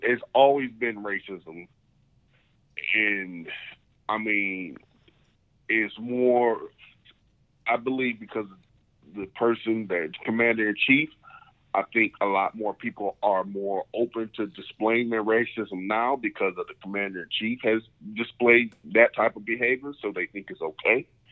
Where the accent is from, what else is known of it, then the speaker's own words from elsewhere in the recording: United States; being an American